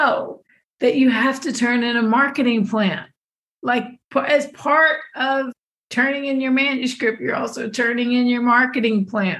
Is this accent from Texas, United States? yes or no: yes; Texas, United States; I'm a Texan